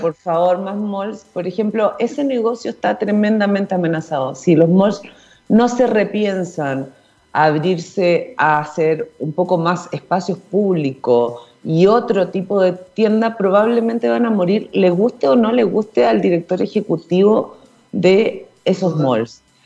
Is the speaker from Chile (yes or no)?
yes; Chile